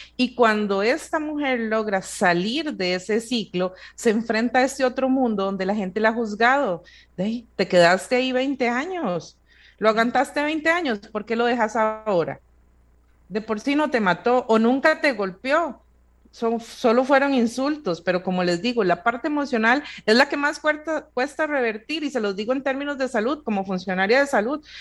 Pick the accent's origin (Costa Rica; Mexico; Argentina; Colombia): Costa Rica; nosotros como sociedad costarricense